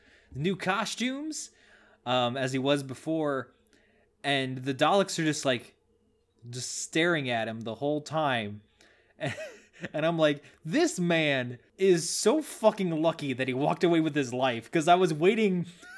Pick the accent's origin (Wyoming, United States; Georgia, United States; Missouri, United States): Missouri, United States; Nah, I'm from Missouri. Close enough.